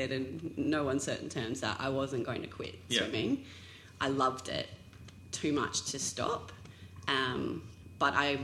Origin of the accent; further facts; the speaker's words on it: Townsville, Queensland, Australia; I grew up in Townsville in North Queensland